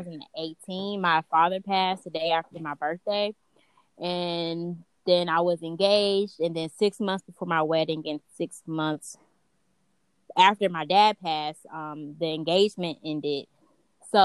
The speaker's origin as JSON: {"language": "English", "town": "Huntsville", "region": "Alabama", "country": "United States", "said": "I'm from Huntsville, Alabama."}